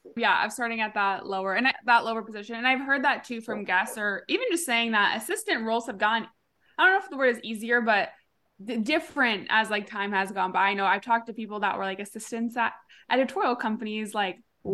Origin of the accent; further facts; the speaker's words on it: Huntington Beach, California, United States; moved away as an adult; also born or lived in Austin, Texas; my hometown Huntington Beach